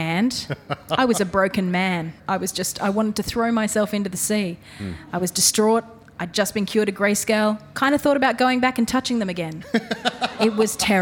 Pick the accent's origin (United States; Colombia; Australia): Australia; Albany Creek, Queensland; I came from Albany Creek